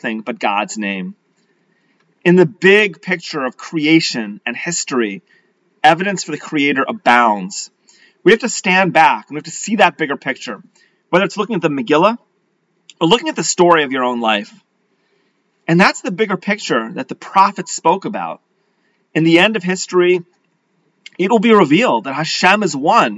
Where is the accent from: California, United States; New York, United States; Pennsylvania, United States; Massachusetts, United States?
Massachusetts, United States; Leominster; growing up in Leominster, Massachusetts.